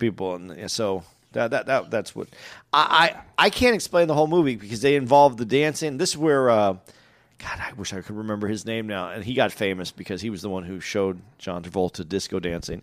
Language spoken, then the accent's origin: English; West Coast, United States; I grew up on the West